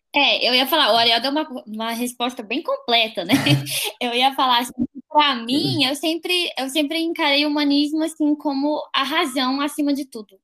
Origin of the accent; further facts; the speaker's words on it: Brasília, Federal District, Brazil; sou de Brasília, moro em Brasília também